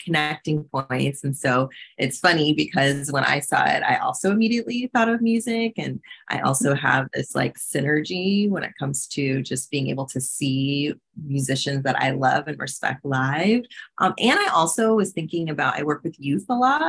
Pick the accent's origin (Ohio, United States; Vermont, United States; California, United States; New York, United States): California, United States; Bay Area; I'm from the Bay Area